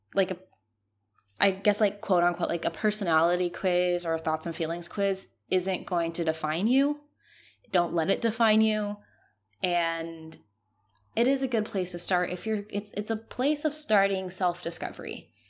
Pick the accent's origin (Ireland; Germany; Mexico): Mexico; moved away as an adult; As a Mexican, I am very close to my family